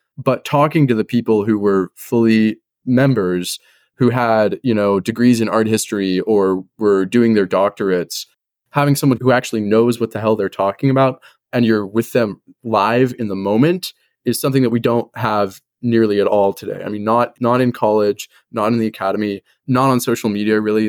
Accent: Los Angeles, California, United States; moved away as an adult; also born or lived in Northwest US; I was born and raised in Los Angeles, and now I go to school at a liberal arts college in the Northwest.

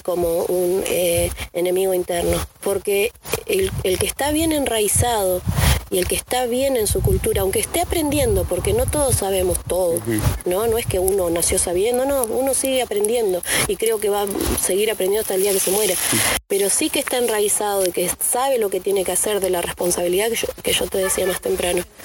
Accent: Esquel, Chubut, Argentina; now in Trevelin, Argentina; vivo en Trevelin en este momento, pero nací en Esquel.

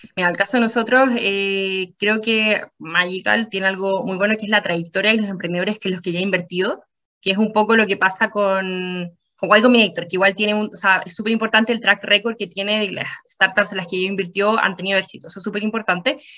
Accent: Antofagasta, Chile; yo soy antofagastina. Yo nací, crecí eh, crecí, estudié en la Universidad de Antofagasta

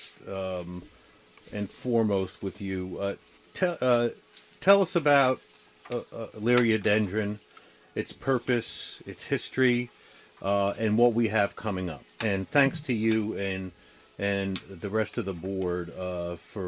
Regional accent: New York, United States; now in Maryland, United States; I'm from New York originally

